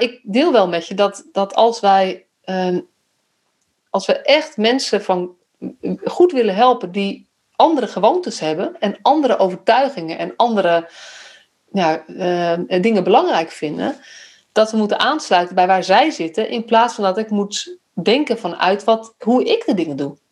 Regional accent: Netherlands; also born or lived in Utrecht

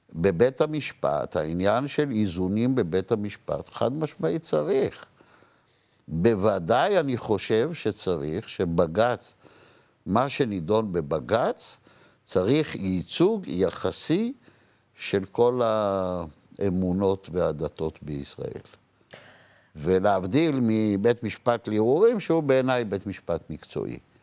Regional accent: Jerusalem, Jerusalem District, Israel; אני גדלתי ברחביה, אני מהשכונה של השופטים.

